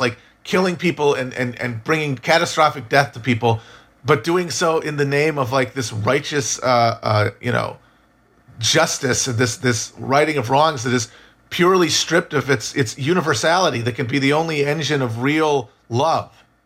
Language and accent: English; United States; as Americans